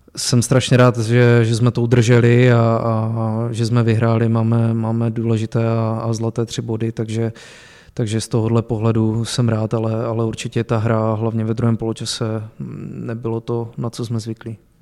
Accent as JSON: {"language": "Czech", "town": "Zlín", "region": "Zlín Region", "country": "Czechia", "tie": "born or raised there", "also_born_or_lived": "Vlašim / Opava", "moved": "as an adult", "lives_now": "Pardubice, Czech Republic", "said": "já jsem začínal s fotbalem v pěti letech ve Zlíně. eh, kde jsem se narodil a odkud pocházím"}